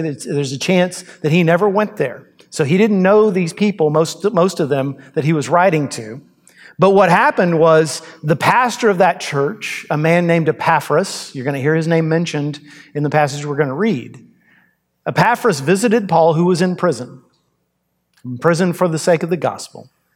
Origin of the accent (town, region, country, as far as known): United States